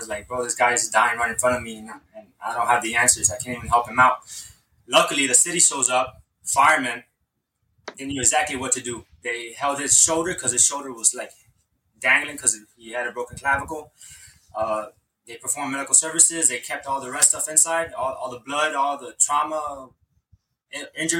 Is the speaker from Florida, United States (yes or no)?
yes; Hialeah, Florida, United States; Growing up in Hialeah, we would have career day